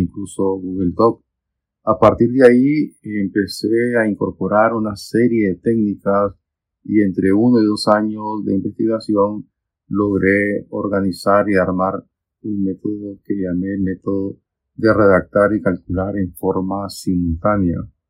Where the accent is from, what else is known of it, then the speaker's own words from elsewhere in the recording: Nicaragua; yo soy de Nicaragua